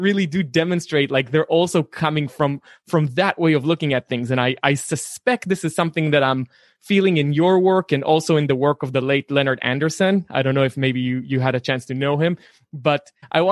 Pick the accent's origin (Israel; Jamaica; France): Israel; moved away as an adult; now in United States; I come from the Israeli figurative tradition